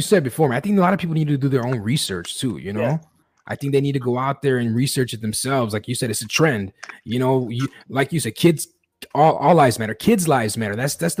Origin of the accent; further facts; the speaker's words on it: Chicago, Illinois, United States; I live in the West Side, you know, I grew up in the West Side of Chicago. So, you know, for me, that's home.